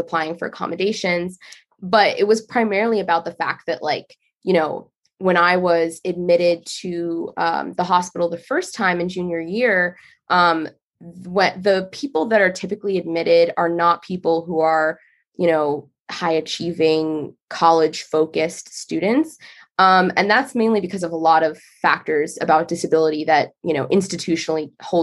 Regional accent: Northern Virginia, United States; I'm from Northern Virginia

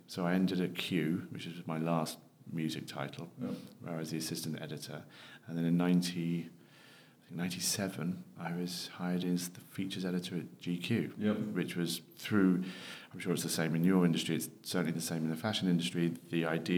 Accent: Devon, South West England, United Kingdom; moved away as an adult; now in London, United Kingdom; I was born down in Devon too many years ago to mention on air

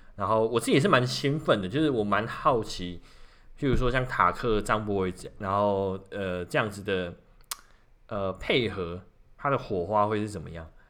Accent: Kaohsiung, Taiwan; 身为高雄人

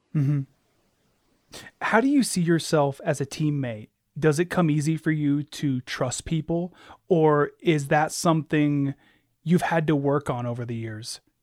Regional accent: Alaska, United States; I was born and raised in Alaska.

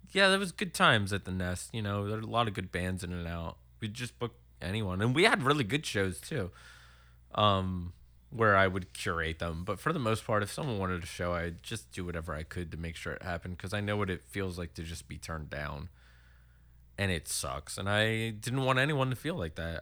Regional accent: Horsham, Pennsylvania, United States; born or raised there; also born or lived in Willow Grove, Pennsylvania

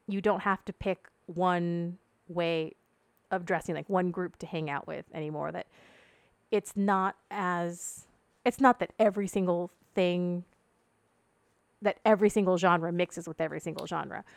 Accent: Ventura County, Southern California, United States; I grew up in Southern California. Um, it's a town that's kind of halfway between Santa Barbara and L A.

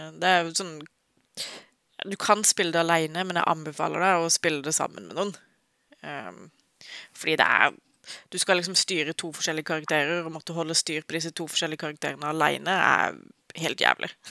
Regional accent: Agder, Norway; jeg er sørlending

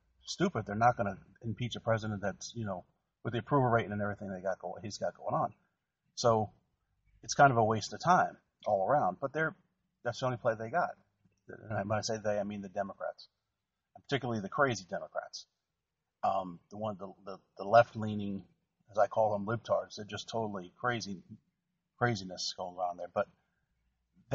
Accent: New Jersey, United States; I grew up in New Jersey

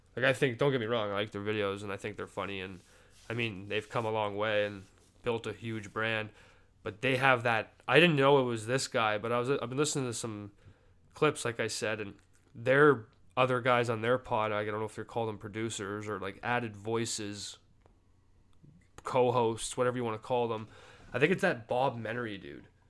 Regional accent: Canada; I'm obviously Canadian

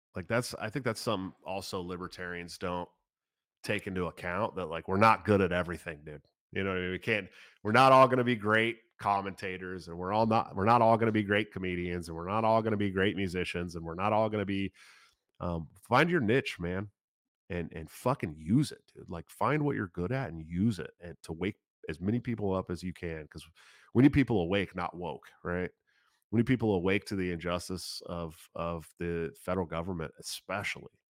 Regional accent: Oakland, California, United States; moved away; also born or lived in Washington; I grew up in the East Bay area, California

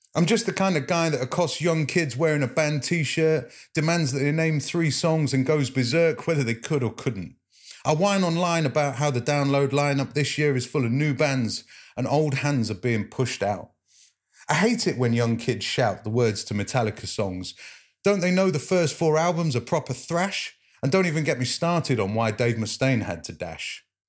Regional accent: Leicester, East Midlands, United Kingdom; I'm a poet from Leicester

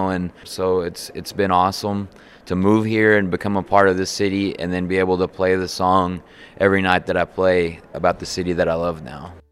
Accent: Lubbock, Texas, United States; moved away as an adult; now in Fort Worth, United States; I grew up around Lubbock, Texas, and my wife and I decided we were going to move to Fort Worth

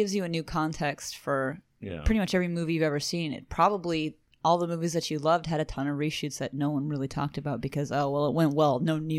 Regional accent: United States; We're Americans.

